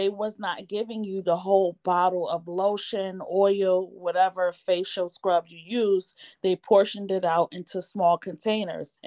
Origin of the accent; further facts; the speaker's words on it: East Coast, United States; also born or lived in New York / New Jersey / Connecticut; now in Massachusetts, United States; I'm from the East Coast. I have never lived anywhere else other than the East Coast state area, which is like New York, New Jersey, Connecticut. And then I moved to Massachusetts at the age of 12, and I've been here ever since